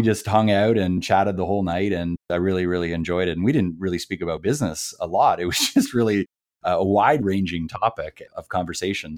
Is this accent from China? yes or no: no; Canada; I'm from Canada